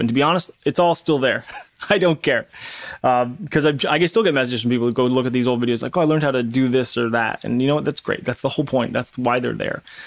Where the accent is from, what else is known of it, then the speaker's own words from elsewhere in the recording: Canada; I'm Canadian